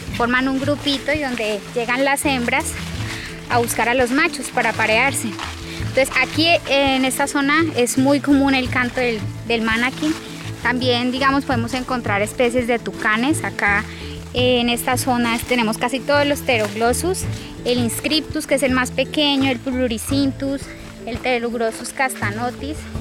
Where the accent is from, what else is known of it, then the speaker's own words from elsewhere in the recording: Belén de los Andaquíes, Caquetá, Colombia; yo soy de acá del Caquetá, del municipio de Belén de los Andaquíes